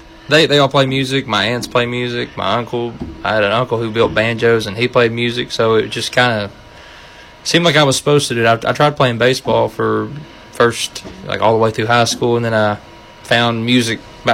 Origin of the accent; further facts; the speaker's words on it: Upton, Kentucky, United States; I'm from Upton, Kentucky